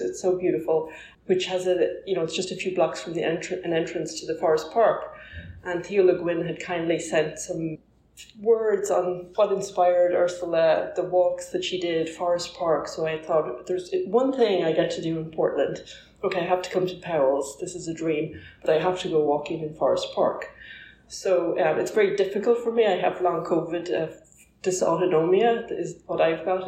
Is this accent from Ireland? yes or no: yes; Ireland; I'm Irish